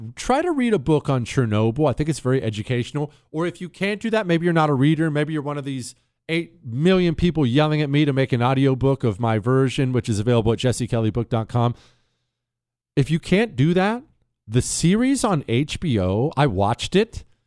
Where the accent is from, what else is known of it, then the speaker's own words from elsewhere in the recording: United States; as an American, as somebody who absolutely adores my country